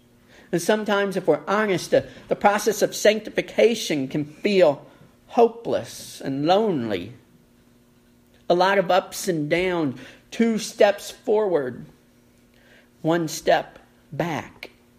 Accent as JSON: {"language": "English", "region": "Kentucky", "country": "United States", "said": "letting all the neighbors know, yes, we're from Kentucky. It's right there for everyone to see. Yes, we're Appalachian Americans."}